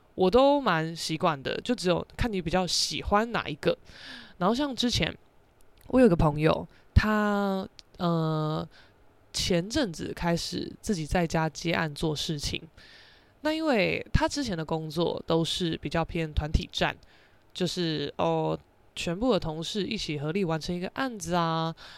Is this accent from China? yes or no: no; Taiwan; accent: Taiwanese Mandarin; 我现在是有点台湾国语嘛